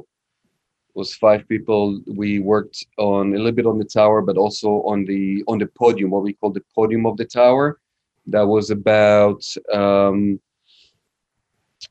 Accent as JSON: {"language": "English", "town": "Tel Aviv", "region": "Tel Aviv District", "country": "Israel", "tie": "born or raised there", "also_born_or_lived": "New York City", "moved": "as an adult", "lives_now": "United States", "said": "So I'm from Israel. I'm from Tel Aviv, Israel. I was raised over there."}